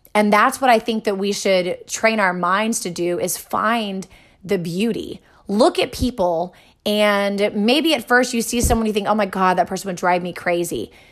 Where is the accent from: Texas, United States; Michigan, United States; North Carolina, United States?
Texas, United States; I grew up here in Texas, right, in America.